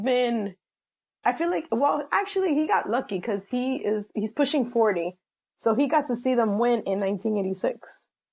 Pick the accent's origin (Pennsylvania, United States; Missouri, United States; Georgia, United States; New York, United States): New York, United States; New York City; I am a proud New Yorker, born and raised in the city